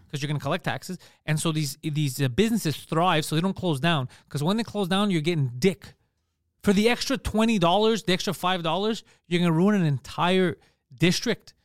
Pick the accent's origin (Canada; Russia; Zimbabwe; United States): Canada; Quebec; accent: Park X; I'm from Quebec.